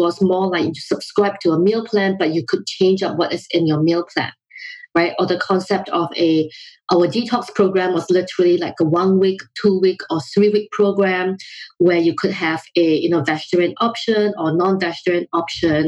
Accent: Singapore; also born or lived in London, United Kingdom / Oakland, California, United States; now in United States; my background is that I grew up in Singapore

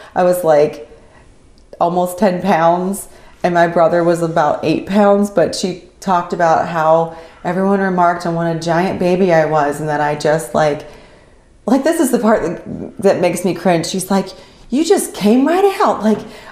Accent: Winchester, Virginia, United States; I was born in Winchester, Virginia.

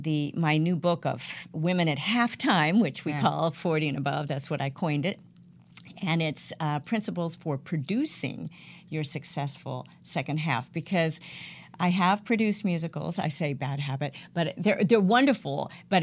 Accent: California, United States; born or raised there; also born or lived in Eatonton, Georgia

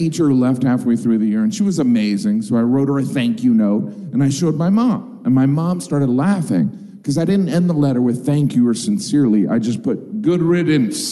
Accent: Northwest Indiana, United States; moved away; I grew up in Northwest Indiana, which is part of the Rust Belt

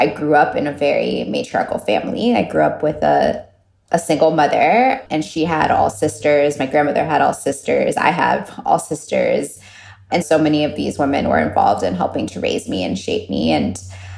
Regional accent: Miami, Florida, United States; I grew up in Miami

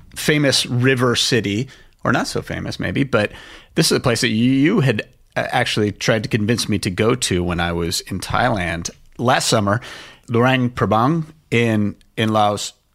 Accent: Los Angeles, California, United States; my hometown of Los Angeles.

